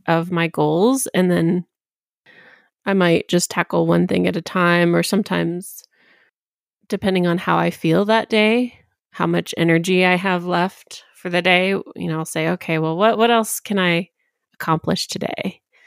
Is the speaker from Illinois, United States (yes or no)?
no; Tennessee, United States; I was raised in Tennessee on the border of Virginia.